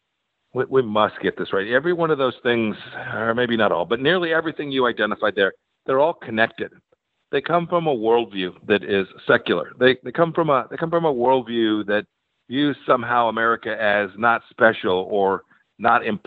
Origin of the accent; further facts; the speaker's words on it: Kansas, United States; my home state in Kansas.